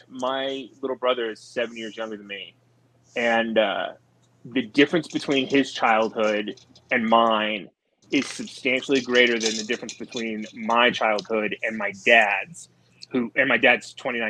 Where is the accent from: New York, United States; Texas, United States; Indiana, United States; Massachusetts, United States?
Texas, United States; South Central; moved away; I grew up in South Central Texas, like Houston, San Antonio, and Austin